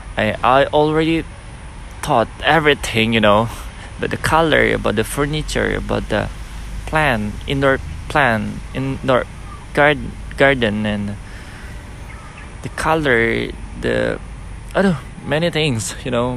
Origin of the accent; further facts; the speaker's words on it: Nias, North Sumatra, Indonesia; moved away; come back to my hometown in Nias